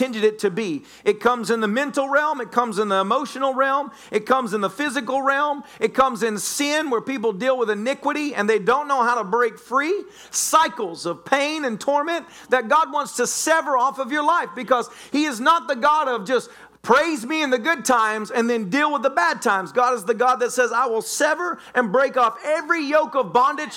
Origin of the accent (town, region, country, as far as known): the South, United States